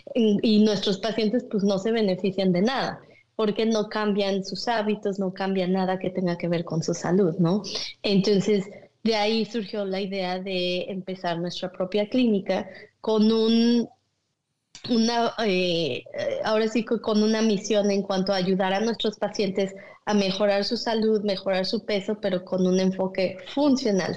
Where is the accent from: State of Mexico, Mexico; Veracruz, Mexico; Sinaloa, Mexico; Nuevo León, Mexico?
State of Mexico, Mexico; Naucalpan; moved away as an adult; now in Michigan, United States; yo nací en la Ciudad de México, pero crecí en lo que es el Estado de México, en Naucalpan